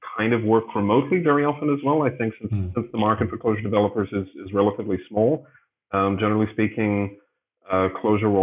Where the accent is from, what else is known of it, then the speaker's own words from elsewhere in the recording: Johannesburg, Gauteng, South Africa; moved away as an adult; also born or lived in Chiang Mai, Thailand / Greece; now in Berlin, Germany; I was born in Johannesburg in South Africa, and I was there for many years